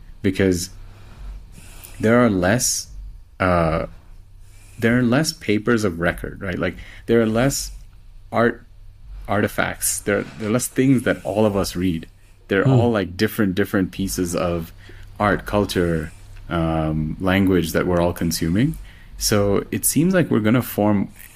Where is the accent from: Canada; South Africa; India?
India; first language Telugu; English is a second language; now in Mexico; we're both from India